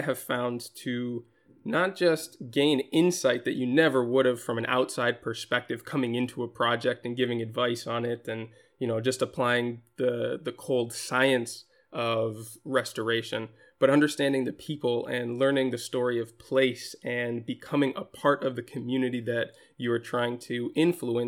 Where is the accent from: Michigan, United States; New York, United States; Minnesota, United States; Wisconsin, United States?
Minnesota, United States; also born or lived in Japan; now in Spain; I was born in Japan. I grew up mostly in Minnesota, and I live in Spain now